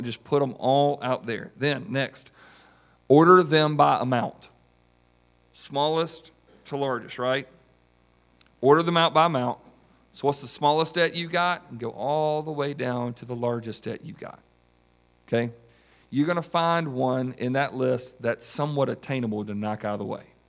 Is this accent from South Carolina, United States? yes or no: yes; South Carolina, United States; from South Carolina